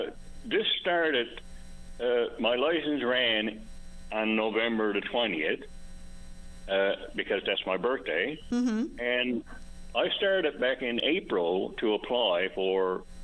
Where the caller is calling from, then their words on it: Marystown, Newfoundland and Labrador, Canada; I'm calling from Marystown.